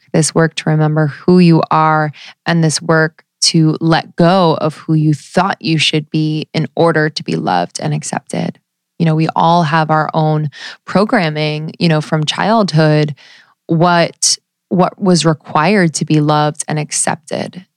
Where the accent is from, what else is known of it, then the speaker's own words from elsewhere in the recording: United States; growing up in the United States